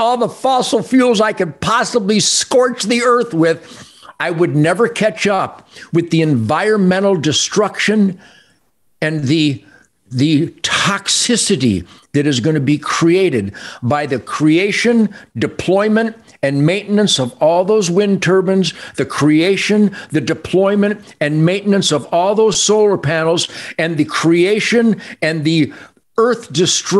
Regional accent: Detroit, Michigan, United States; I was born in Detroit

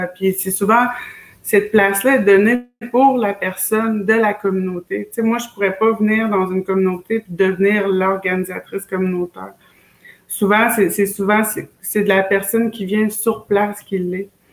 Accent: Wendake, Quebec, Canada; moved away as an adult; also born or lived in Schefferville, Quebec; je viens de chez nous de Chefferville, Mes origines, c'est là. Euh, mais j'ai grandi beaucoup à Wendake

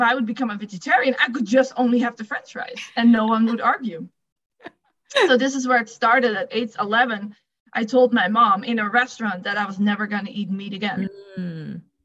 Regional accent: Netherlands; English is a second language; moved away; if you didn't pick up my accent, I'm from the Netherlands

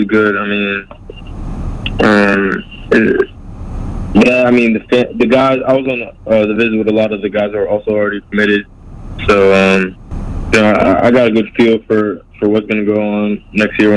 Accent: Long Island, New York, United States; now in Florida, United States; I'm originally from New York. I'm from Long Island

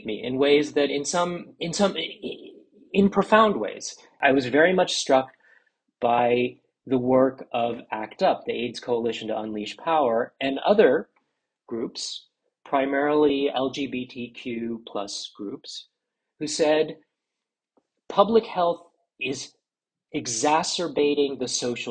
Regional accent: Washington, District of Columbia, United States; also born or lived in Philadelphia; I grew up in Washington, D.C. in the 1980s.

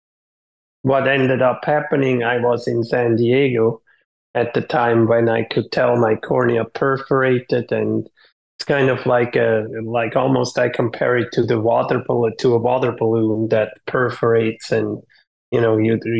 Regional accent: Switzerland; moved away as an adult; now in Folsom, United States; all my growing up in Switzerland, even through business school

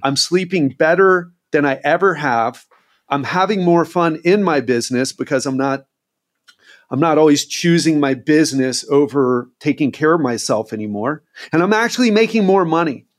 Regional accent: United States; moved away as an adult; now in Brazil; I love being American, and I'm so grateful that I grew up there because my mindset is very much American

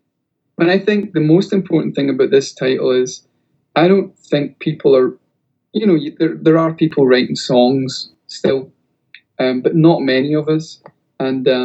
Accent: Scotland, United Kingdom; We're also Scottish

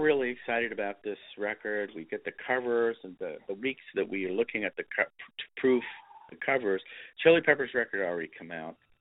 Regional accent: Texas, United States; it had a lot of my roots too, which was growing up in Texas.

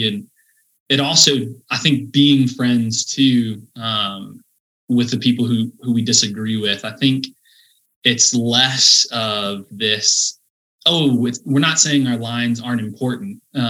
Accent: Midwest, United States; I think part of it for me was just growing up in the Midwest.

